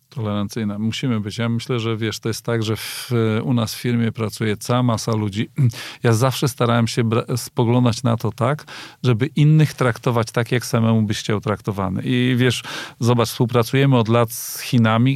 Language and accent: Polish; Kościerzyna, Pomeranian Voivodeship, Poland; ja pochodzę z mojej miejscowości, Kościerzyna, 25 tysięcy